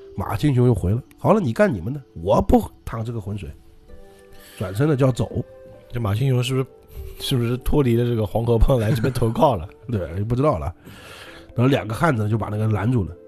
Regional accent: Jiangnan, China; 我们江南这边

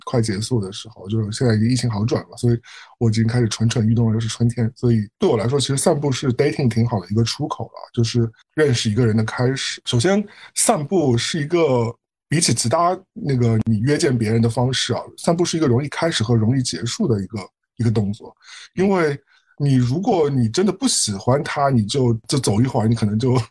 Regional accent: Shanghai, China; also born or lived in Beijing, China / Manhattan, New York, United States; now in Brooklyn, New York, United States; 因为我小时候在上海，我也经常走过骑自行车

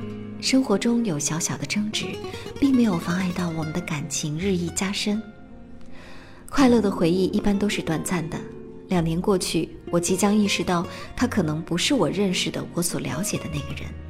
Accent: Qingdao, Shandong, China; now in Beijing, China; 就是这么巧，我们老家居然都是青岛，但是他在厦门工作，我在北京。

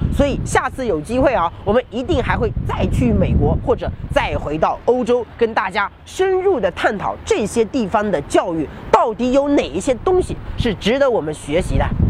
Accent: China; 我们中国人

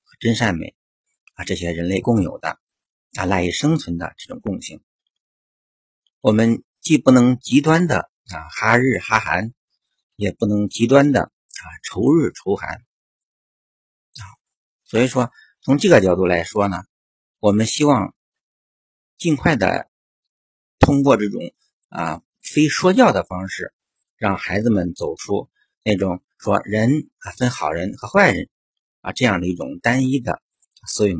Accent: China; 对我们中国人

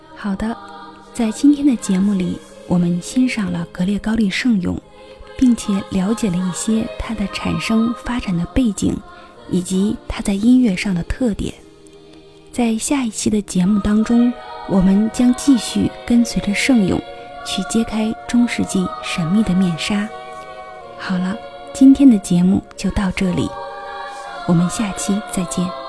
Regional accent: China; 我们生活在这片土地上

